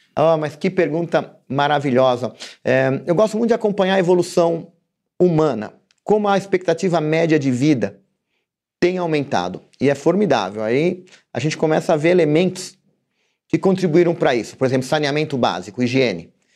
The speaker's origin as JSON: {"language": "Portuguese", "country": "Brazil", "said": "como brasileiro"}